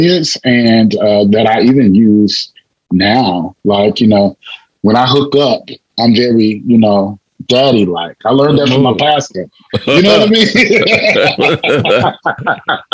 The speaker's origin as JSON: {"language": "English", "town": "La Marque", "region": "Texas", "country": "United States", "said": "I'm from Lamarck, Texas, also Texas City, Texas. And so, like coming from such a small town"}